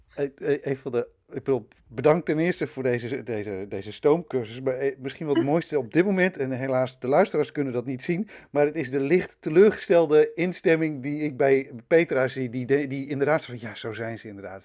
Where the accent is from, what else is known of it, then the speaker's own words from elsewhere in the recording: Twente, Overijssel, Netherlands; Ik ben een tukker